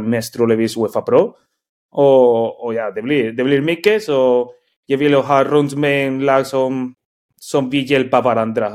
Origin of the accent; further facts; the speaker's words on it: Spain; Swedish is a second language; moved away as an adult; also born or lived in Norway; now in Sweden; jag är från Spanien